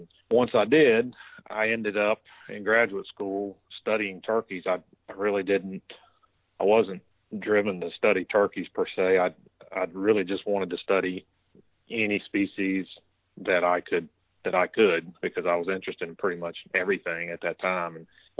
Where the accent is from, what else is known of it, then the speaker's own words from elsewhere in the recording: Central Virginia, United States; Growing up in Central Virginia, we had a fall turkey season and a spring season.